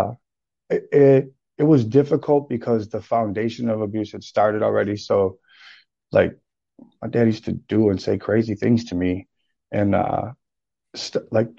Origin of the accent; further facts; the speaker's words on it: St. Paul, Minnesota, United States; also born or lived in Texas; I'm from St. Paul, Minnesota. I was born and raised here.